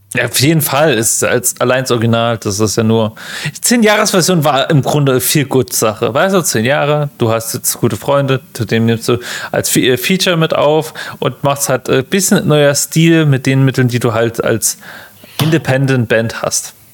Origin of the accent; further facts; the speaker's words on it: Germany; hast du als Deutscher immer so Dialekt, den kriegst du halt schlecht raus im Englischen